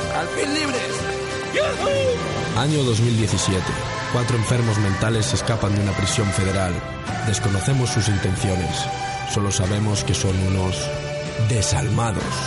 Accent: Verín, Galicia, Spain; mi tierra, de, de Berín. Buen vino y buenos carnavales, de allí donde soy yo

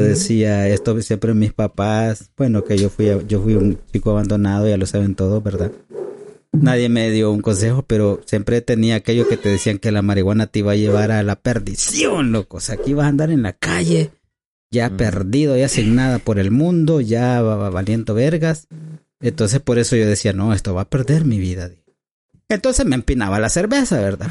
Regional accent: El Salvador; aquí hablamos como salvadoreño

